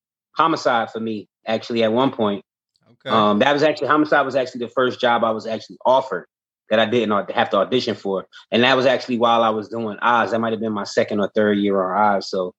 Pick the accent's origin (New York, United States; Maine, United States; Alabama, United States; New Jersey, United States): New Jersey, United States; Newark; Right. Well, I'm from Newark, New Jersey.